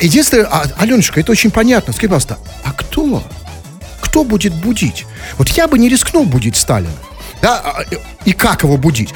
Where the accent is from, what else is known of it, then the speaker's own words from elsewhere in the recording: Saint Petersburg, Russia; в Петербурге же больше всего ненавидят как коренные жители, такие как мы, перемен